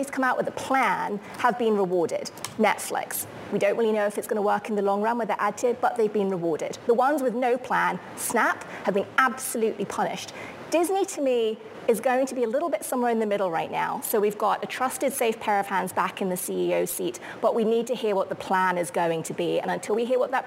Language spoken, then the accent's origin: English; United Kingdom; as a Brit